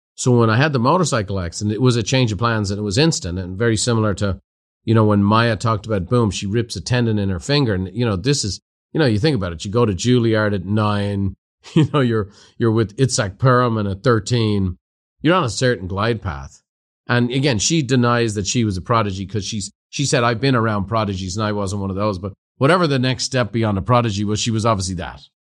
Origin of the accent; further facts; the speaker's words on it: Ireland; moved away as an adult; now in United States; I went from being an Irishman to an American